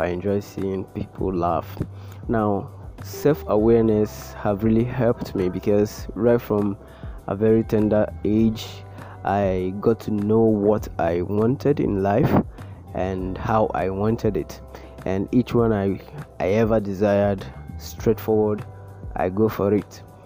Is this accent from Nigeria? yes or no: yes; Abia, Nigeria; I'm from Abia State